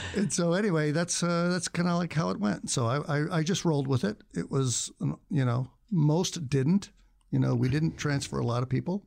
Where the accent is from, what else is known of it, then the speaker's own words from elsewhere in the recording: Indiana, United States; moved away as an adult; also born or lived in Chicago; now in Tucson, United States; I am leaving Indiana slash Chicago for good. And, um, and I would've left when I was eighteen, but out-of-state tuition is so stupidly ridiculous that I stayed in Indiana for four years, uh, uh, four years more after graduating from high school